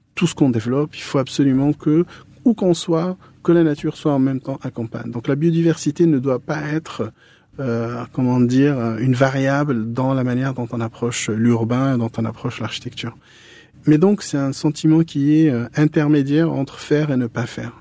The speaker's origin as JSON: {"language": "French", "country": "Morocco", "tie": "born or raised there", "moved": "as an adult", "lives_now": "Paris, France", "said": "je suis né au Maroc, j'ai vécu au Maroc."}